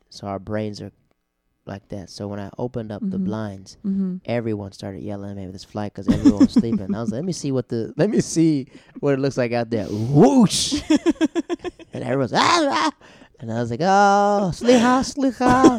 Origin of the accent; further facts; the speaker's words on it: Tampa, Florida, United States; Tampa, Florida